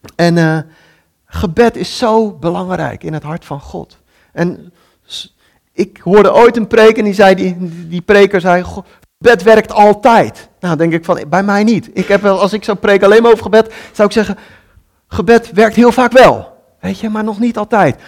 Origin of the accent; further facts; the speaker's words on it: Netherlands; als Nederlanders